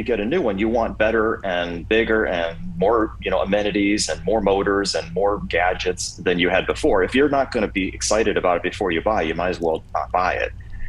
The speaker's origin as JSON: {"language": "English", "town": "Kent", "region": "Ohio", "country": "United States", "tie": "born or raised there", "said": "I grew up in Kent, Ohio, which is not far from where you"}